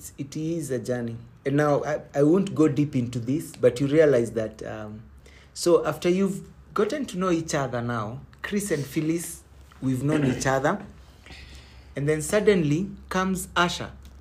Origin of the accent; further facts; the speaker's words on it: Kenya; I come from Kikuyu, one Modhuri